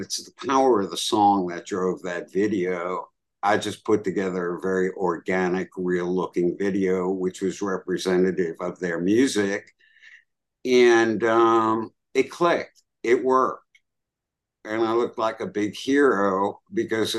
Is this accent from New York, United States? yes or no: yes; New York, United States; I'm a New Yorker